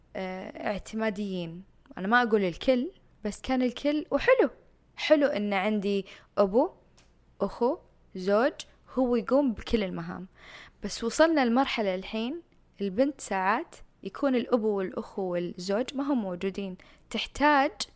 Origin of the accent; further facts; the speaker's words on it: Jubail, Eastern Province, Saudi Arabia; moved away as an adult; also born or lived in Miami, Florida, United States; كنت ساكنة في الجبال الصناعية أو من مواليد الجبال الصناعية